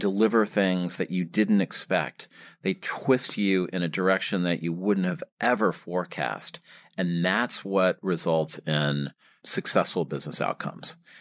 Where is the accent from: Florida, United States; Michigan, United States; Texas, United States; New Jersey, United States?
Michigan, United States; moved away as an adult; now in New York, United States; I, uh, grew up in Michigan